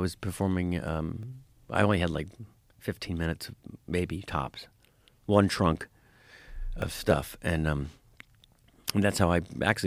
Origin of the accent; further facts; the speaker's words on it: Florida, United States; I grew up in Florida